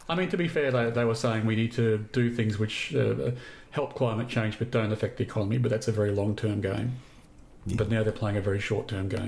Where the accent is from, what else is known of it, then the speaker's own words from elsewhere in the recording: Queensland, Australia; grew up in Queensland.